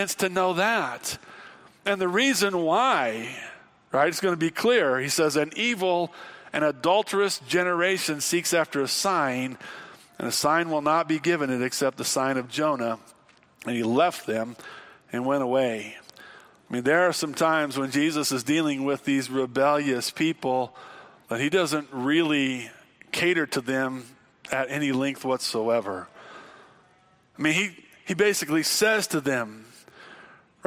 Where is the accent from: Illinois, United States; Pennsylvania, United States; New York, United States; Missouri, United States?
Illinois, United States; Growing up in Illinois where there was lots of tornadoes